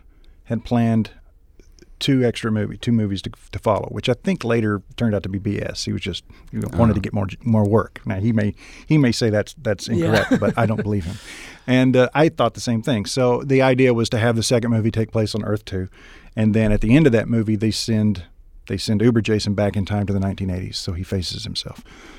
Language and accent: English; Kentucky, United States; moved away; I'm from Kentucky.